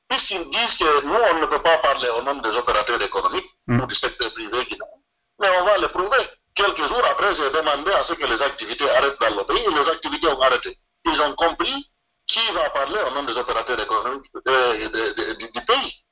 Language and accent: French; Guinea; je suis de Tengler et je suis du Fouta